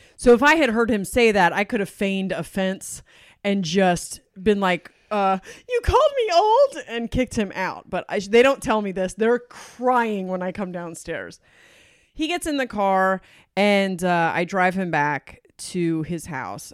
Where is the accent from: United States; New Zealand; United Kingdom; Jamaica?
United States; Delaware; I'm from Delaware